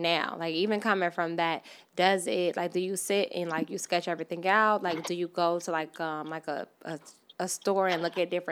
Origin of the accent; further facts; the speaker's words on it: Chicago, Illinois, United States; now in New York, United States; I'm from Chicago. Mm-hmm. We say gym shoes